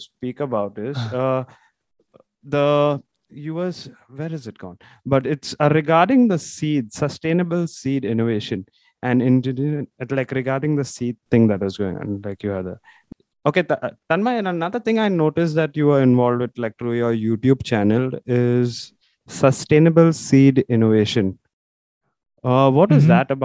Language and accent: English; Mumbai, Maharashtra, India; moved away as an adult; now in Australia; I'm also originally from Bombay